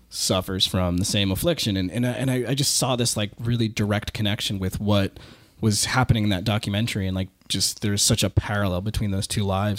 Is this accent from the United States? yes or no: yes; Waltham, Massachusetts, United States; I grew up in Waltham